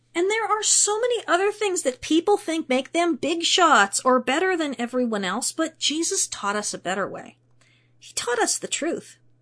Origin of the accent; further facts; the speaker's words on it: Pittsburgh, Pennsylvania, United States; I was born in Pittsburgh, Pennsylvania, which means that my hometown boasts three amazing sports teams